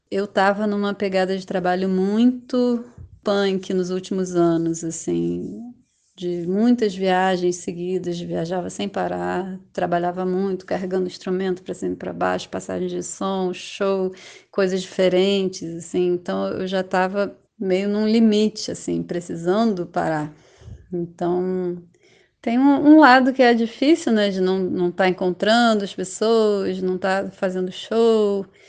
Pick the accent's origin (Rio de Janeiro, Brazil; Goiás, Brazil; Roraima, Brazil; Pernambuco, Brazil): Rio de Janeiro, Brazil; moved away as an adult; now in São Paulo, Brazil; Atualmente moro em São Paulo, eu sou do Rio de Janeiro, mas estou aqui nos últimos dois anos